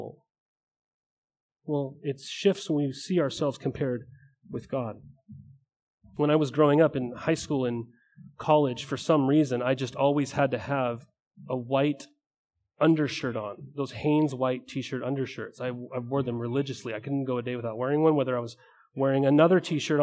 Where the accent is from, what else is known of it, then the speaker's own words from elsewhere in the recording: Helena, Montana, United States; I grew up in a small town, or I thought it was huge, in Montana. It was Helena, Montana